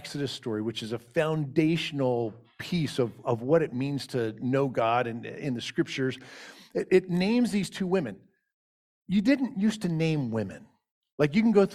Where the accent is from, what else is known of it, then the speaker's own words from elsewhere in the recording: Richmond, Virginia, United States; I grew up in the West End of Richmond, Virginia